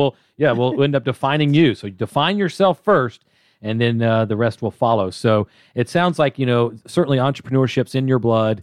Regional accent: Atlanta, Georgia, United States; I'm born and raised in Atlanta

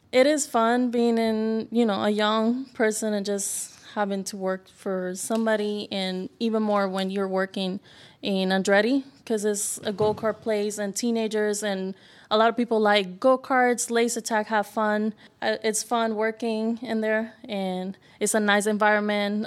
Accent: Puerto Rico; moved away

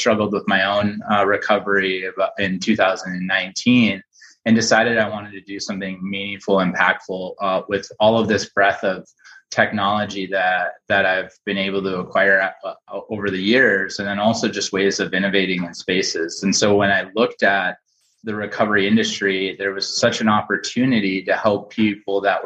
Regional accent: St. Paul, Minnesota, United States; born and raised in St. Paul

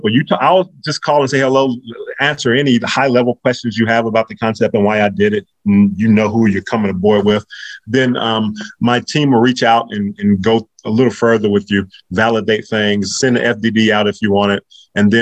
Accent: North Carolina, United States; also born or lived in Virginia; I'm from North Carolina and I went to school in Virginia.

